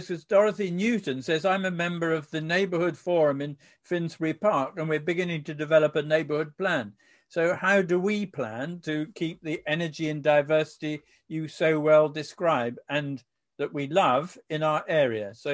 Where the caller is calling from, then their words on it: Berlin, Germany; I'm watching from Berlin, where a rent control has just been introduced to try and control design by greed.